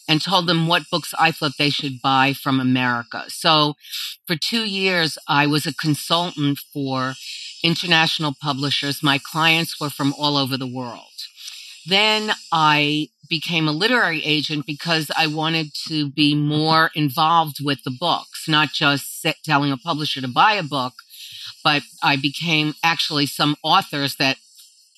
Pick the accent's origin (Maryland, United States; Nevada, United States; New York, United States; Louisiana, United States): New York, United States; Baldwin; also born or lived in Brooklyn, New York; I grew up in a suburban town on Long Island called Baldwin. I was born in Brooklyn, but then when I was very young, my family moved to Long Island.